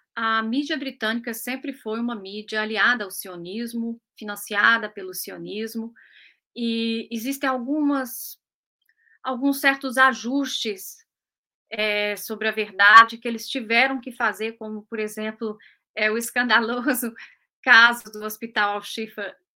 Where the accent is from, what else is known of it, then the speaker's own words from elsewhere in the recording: Brazil; also born or lived in United Kingdom; now in London, United Kingdom; eu sou brasileiro, eu sou brasileiro, tenho apenas fui naturalizada britânica